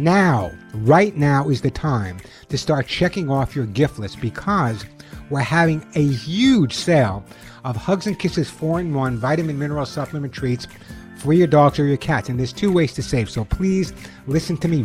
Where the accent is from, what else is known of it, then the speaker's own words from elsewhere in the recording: Long Island, New York, United States; I grew up on Long Island